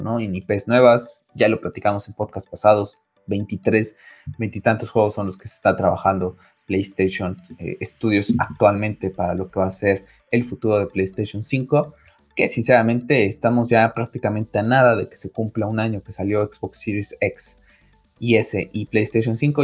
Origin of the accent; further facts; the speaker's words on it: Mexico; en mi país, en México